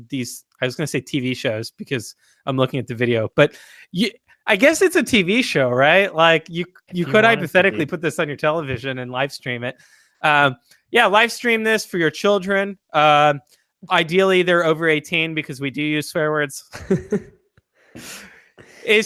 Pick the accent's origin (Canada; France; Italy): France; moved away; I come from France